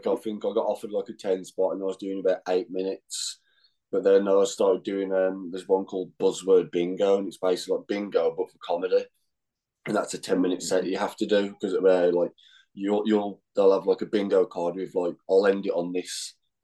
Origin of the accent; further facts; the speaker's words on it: England, United Kingdom; now in Glasgow, United Kingdom; me being English in Scotland